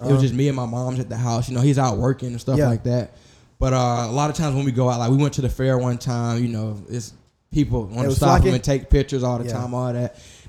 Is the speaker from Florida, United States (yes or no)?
yes; Pensacola, Florida, United States; moved away as an adult; also born or lived in Oklahoma City; You know, I'm from Pensacola, Florida. Mm-hmm. I'm 21 years old.